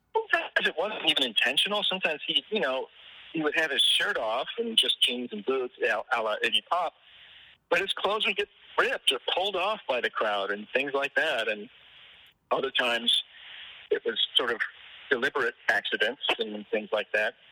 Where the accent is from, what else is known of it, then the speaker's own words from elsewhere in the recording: Detroit, Michigan, United States; also born or lived in Ann Arbor, Michigan; now in Nashville, United States; I was born and raised in Michigan, and I was born in Ann Arbor, and I grew up in the Detroit area